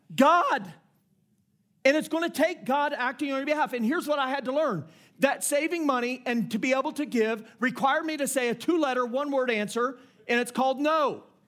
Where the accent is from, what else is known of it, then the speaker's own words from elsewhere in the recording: Indiana, United States; I grew up in Indiana